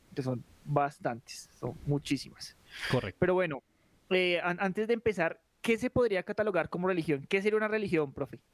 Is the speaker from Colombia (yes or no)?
yes; Colombia; nosotros como colombianos